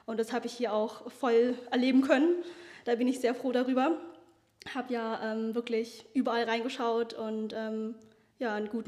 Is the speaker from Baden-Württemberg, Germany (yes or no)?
yes; Konstanz, Baden-Württemberg, Germany; ich komme gar nicht von hier, ich komme aus Konstanz und mache hier mein Praktikum beziehungsweise habe es gemacht jetzt.